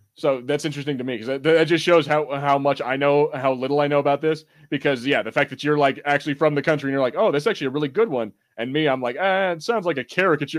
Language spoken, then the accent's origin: English; United States; I'm American, and, you know, we are tone deaf for accents